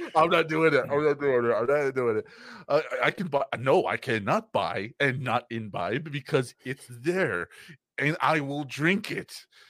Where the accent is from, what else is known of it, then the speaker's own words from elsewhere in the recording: United States; we're American